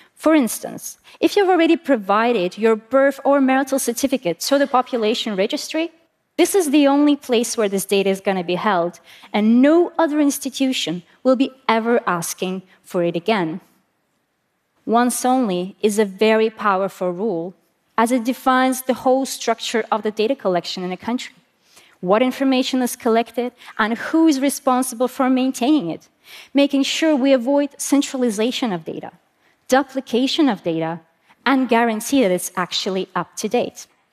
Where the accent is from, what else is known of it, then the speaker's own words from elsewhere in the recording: Estonia; I'm from Estonia